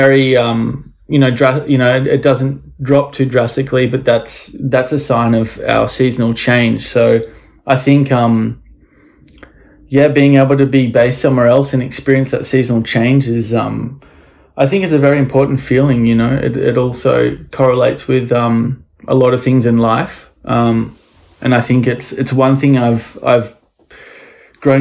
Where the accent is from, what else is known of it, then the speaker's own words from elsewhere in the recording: Noosa, Queensland, Australia; I grew up here in Noosa. It's a very small town.